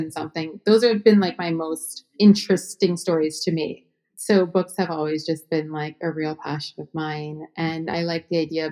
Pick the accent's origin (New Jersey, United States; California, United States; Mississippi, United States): New Jersey, United States; I'm from New Jersey